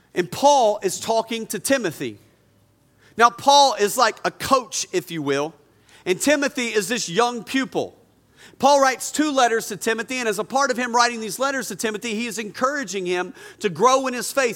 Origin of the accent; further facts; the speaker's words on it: North Carolina, United States; I grew up in North Carolina